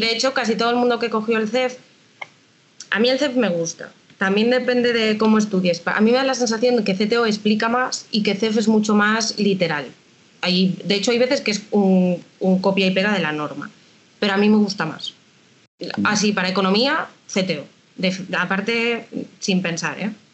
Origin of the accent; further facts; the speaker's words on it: A Coruña, Galicia, Spain; yo soy de Coruña